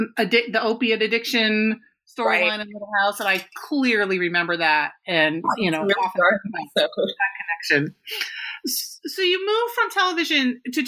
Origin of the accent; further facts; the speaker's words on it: Minnesota, United States; I grew up in Minnesota, and so Little House on the Prairie